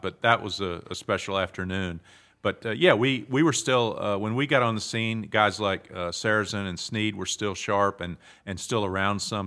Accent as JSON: {"language": "English", "town": "Southern Pines", "region": "North Carolina", "country": "United States", "tie": "born or raised there", "also_born_or_lived": "Pinehurst / New York", "moved": "as an adult", "said": "I was born in the hospital in Pinehurst, which was then, uh, called Mor-, Memorial Hospital, and I grew up in Southern Pines"}